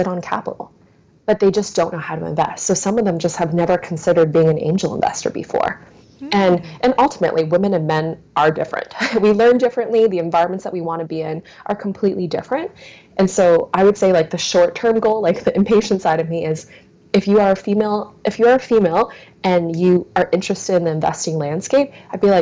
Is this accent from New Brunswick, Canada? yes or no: yes; New Brunswick, Canada; I grew up in New Brunswick pretty much all of my life